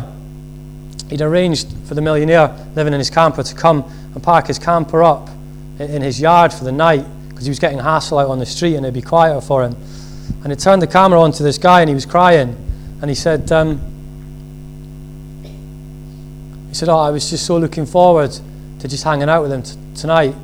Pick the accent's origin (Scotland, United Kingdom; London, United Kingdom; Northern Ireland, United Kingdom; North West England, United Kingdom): Scotland, United Kingdom; being Scottish